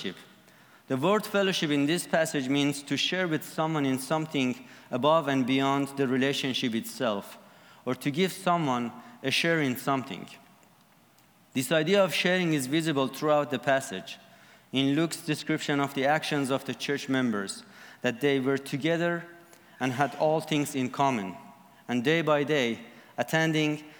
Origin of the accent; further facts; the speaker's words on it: Iran; I am from Iran